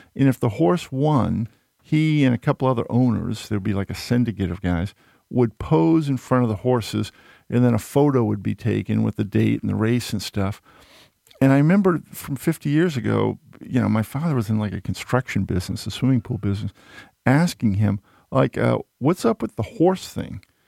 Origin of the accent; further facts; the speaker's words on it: outside of Boston, Massachusetts, United States; a young … growing up outside of Boston